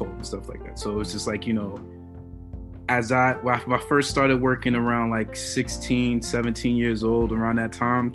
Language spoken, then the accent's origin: English; New York City, New York, United States; I'm from Brooklyn, New York, man. You know, Crown Heights originally, that's why I had, my stomping grounds on that side